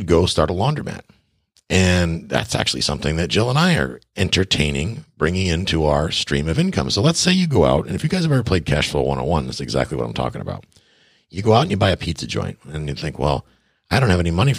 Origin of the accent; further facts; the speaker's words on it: Buffalo, New York, United States; also born or lived in Tarpon Springs, Florida; now in Key West, United States; I'm from Buffalo, New York, originally